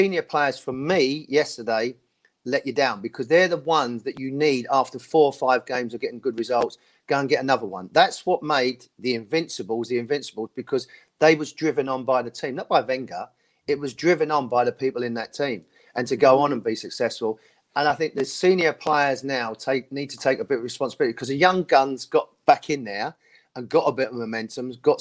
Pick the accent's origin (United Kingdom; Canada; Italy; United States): United Kingdom; London; North London. I was born in Islington